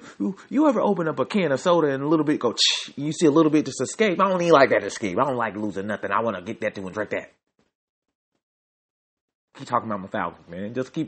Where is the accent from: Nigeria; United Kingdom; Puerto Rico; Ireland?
Nigeria; accent: Nigerian; Oh, when I get sad, my Nigerian accent comes out and it makes me even sadder.